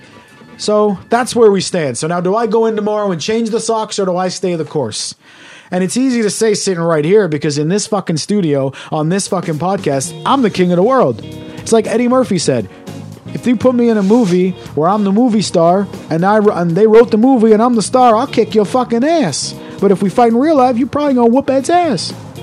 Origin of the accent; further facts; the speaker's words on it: Canada; moved away; I was brought up in Canada.